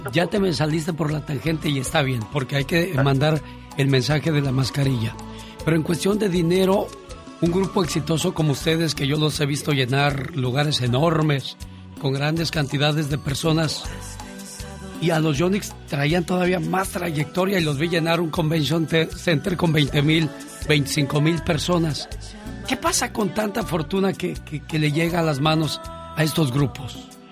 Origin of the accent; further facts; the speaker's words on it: Mexico; now in United States; Seguimos siendo orgullosamente mexicanos